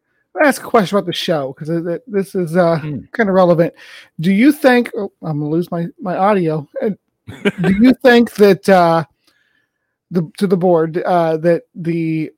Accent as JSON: {"language": "English", "country": "United States", "said": "I'm American."}